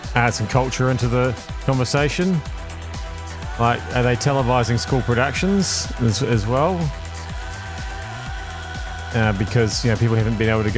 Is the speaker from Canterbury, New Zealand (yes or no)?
no; Waikato, New Zealand; also born or lived in Auckland region; now in Auckland, New Zealand; I come from the Waikato